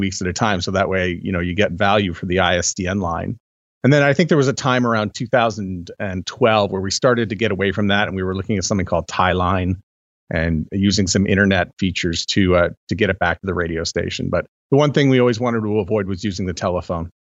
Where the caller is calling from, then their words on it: Canada; I'm calling in from Canada